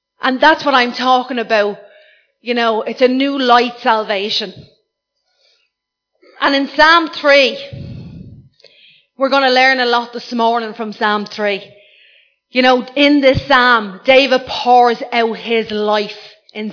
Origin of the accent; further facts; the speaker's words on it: Ireland; I'm Irish